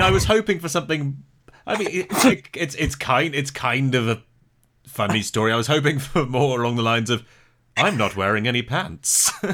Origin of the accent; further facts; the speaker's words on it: United Kingdom; as a Brit